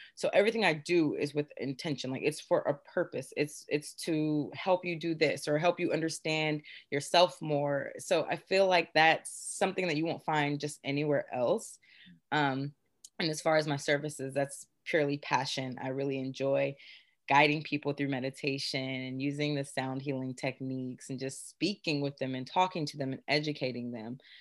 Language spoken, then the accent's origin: English; Beaufort, South Carolina, United States; born and raised in Beaufort, South Carolina